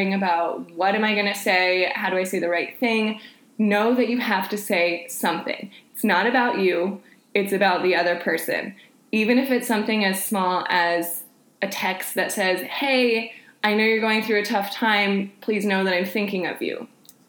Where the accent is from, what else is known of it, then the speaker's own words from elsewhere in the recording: Panama City, Florida, United States; I'm from Panama City